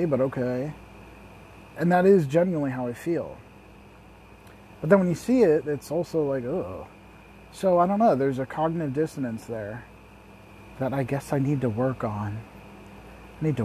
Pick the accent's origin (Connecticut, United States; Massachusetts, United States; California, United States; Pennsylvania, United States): Pennsylvania, United States; Lancaster; I'm from Lancaster City in Lancaster County, Pennsylvania